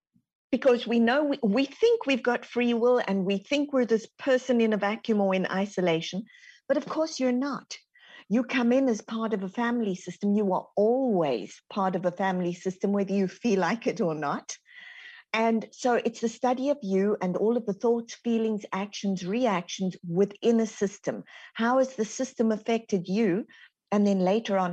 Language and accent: English; South Africa; moved away as an adult; now in Texas, United States; So, I'm born and raised in South Africa. As you can hear, the Texan twang hasn't quite got me yet.